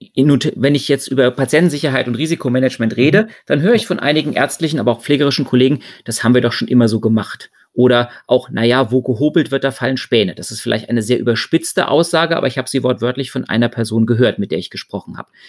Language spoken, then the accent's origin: German; Germany; Bei uns in Deutschland